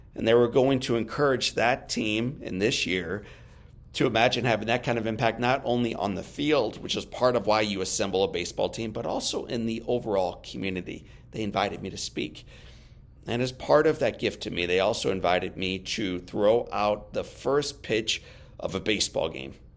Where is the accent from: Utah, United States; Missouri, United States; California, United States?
Missouri, United States; St. Louis; my hometown Saint Louis